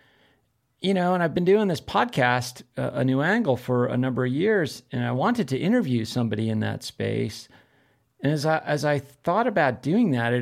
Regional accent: East Coast, United States; moved away as an adult; now in Missoula, United States; growing up on the East Coast

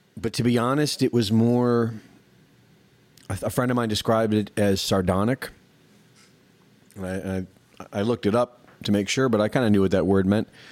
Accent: United States; growing up in America

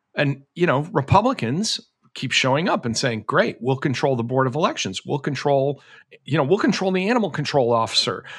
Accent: Massachusetts, United States; when I was a kid growing up in Massachusetts

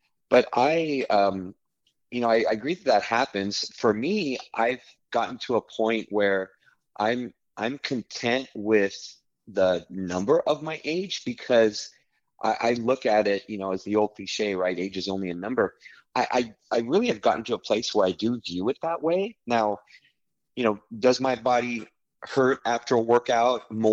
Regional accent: Los Angeles, California, United States; moved away as an adult; now in Houston, United States; I've lived in Houston area for 13 years, but I'm originally from Los Angeles, from Southern California, and lived there for, you know, a big chunk of my life

